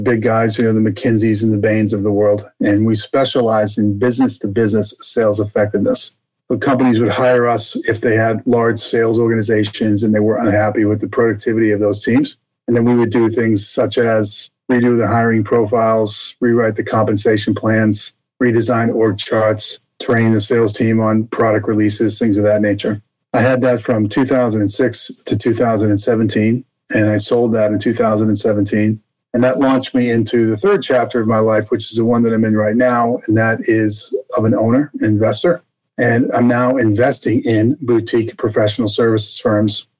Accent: Boston, Massachusetts, United States; also born or lived in Jackson Hole, Wyoming; now in Texas, United States; I was raised in Boston, Massachusetts. You probably hear that in my accent today, although I live in Texas now.

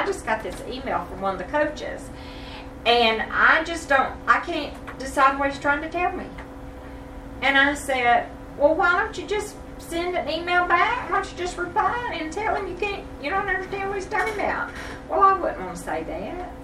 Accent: the South, United States; born and raised in the South, but Denise and I definitely were

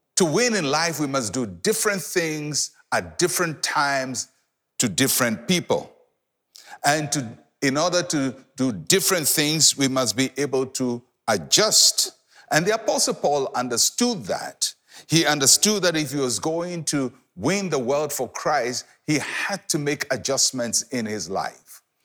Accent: Ghana

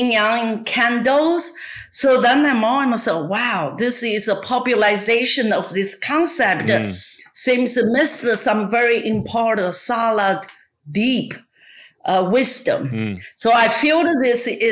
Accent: China; English is a second language; moved away as an adult; now in Los Angeles, United States; I born and raised in China

